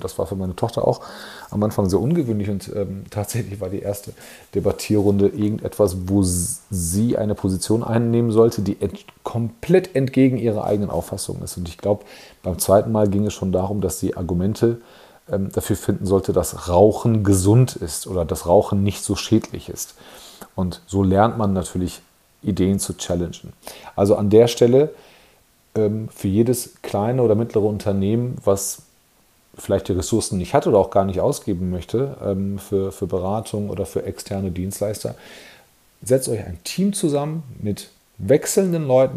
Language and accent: German; Germany; bei uns in Deutschland